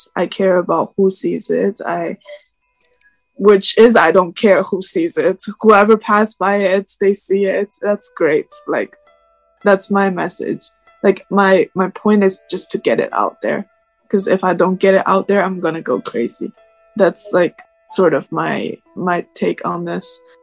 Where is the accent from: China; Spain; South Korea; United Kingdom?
China; moved away as an adult; also born or lived in Suzhou, China; now in United States; I am Chinese and I am not American. I'm just living in the States